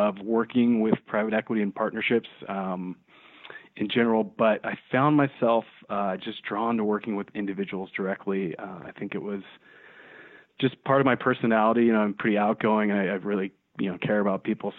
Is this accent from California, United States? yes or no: yes; the Bay Area, California, United States; I grew up in the Bay Area and I went to UC Davis